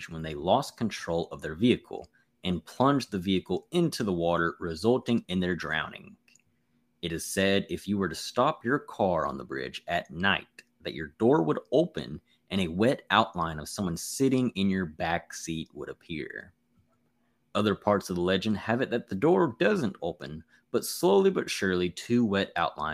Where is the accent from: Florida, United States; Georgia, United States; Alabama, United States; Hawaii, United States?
Alabama, United States; my home state of Alabama